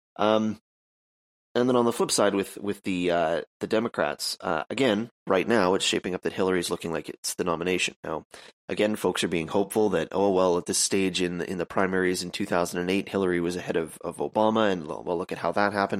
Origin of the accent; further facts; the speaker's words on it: Canada; I'm Canadian.